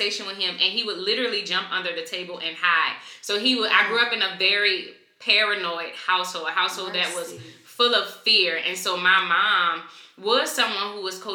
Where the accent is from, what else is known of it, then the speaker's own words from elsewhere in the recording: New Orleans, Louisiana, United States; now in Atlanta, United States; So I'm from New Orleans. I'm originally from New Orleans. I live in Atlanta right now